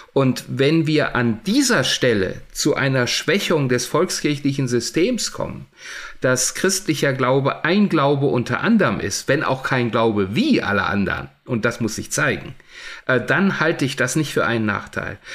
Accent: Germany; bei uns in Deutschland

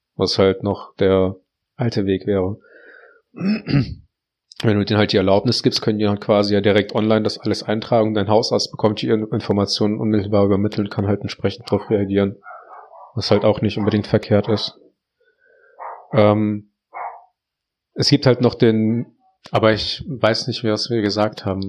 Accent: Heinsberg, North Rhine-Westphalia, Germany; bei uns in Heinsberg

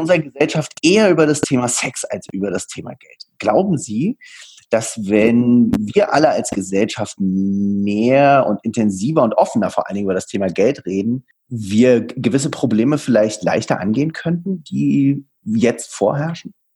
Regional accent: Berlin, Germany; Ich bin auch gebürtiger Berliner

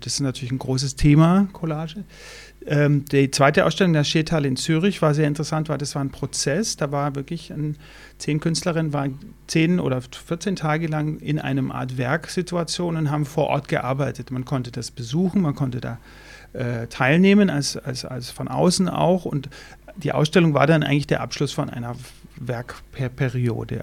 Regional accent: Maulbronn, Baden-Württemberg, Germany; also born or lived in Pforzheim / Knittlingen; now in Berlin, Germany; Ich bin in Pforzheim geboren, 1973, gar nicht weit von hier im städtischen. Selbst aber nicht hier aufgewachsen, sondern in Maulbronn

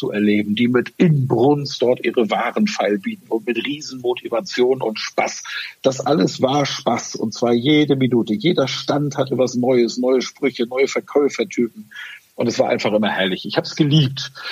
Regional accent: Northern Germany, Germany; Jetzt bin ich Norddeutscher, wie man so ein bisschen, man so

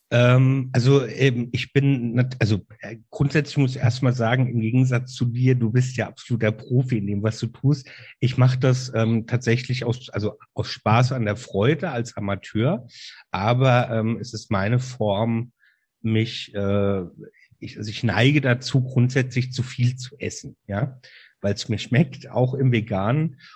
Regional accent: Mainz, Rhineland-Palatinate, Germany; Ich bin ein echter Mainzer Bub, also Mainzer, ähm, und mit Leib und Seele Rheinhesse

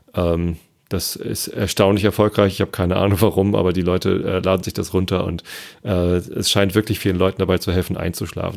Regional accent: Hamburg, Germany; ich als Hamburger

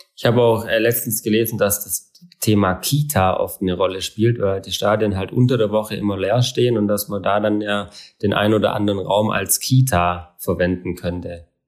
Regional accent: Southern Germany, Germany; bei uns in Süddeutschland

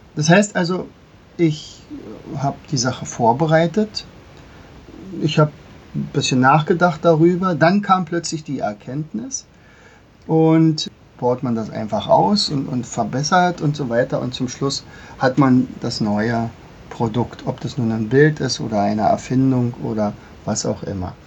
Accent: Germany; bei uns in Deutschland

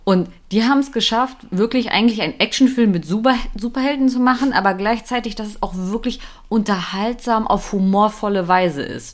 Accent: Germany; wir Deutschen

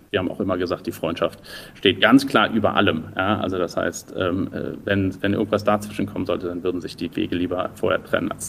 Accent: Düsseldorf, North Rhine-Westphalia, Germany; Nee, ich bin kein Berliner, ich bin Rheinländer, ich komme aus Düsseldorf.

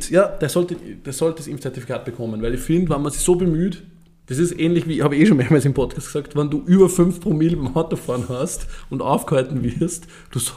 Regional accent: Upper Austria, Austria; Wir, wir haben sogar mal ähm, einen, einen, Müllcontainer in Brand gesetzt ähm, bei uns zu Hause in Oberösterreich

